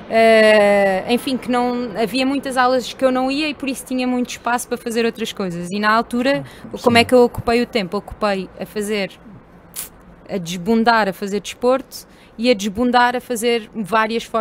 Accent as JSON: {"language": "Portuguese", "town": "Elvas", "region": "Alentejo", "country": "Portugal", "also_born_or_lived": "Coimbra", "moved": "yes", "said": "Não, sou alentejana."}